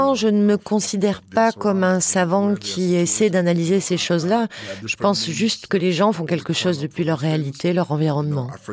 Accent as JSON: {"language": "French", "country": "Nigeria", "moved": "yes", "lives_now": "Berlin, Germany", "said": "sur le Nigeria me concernant"}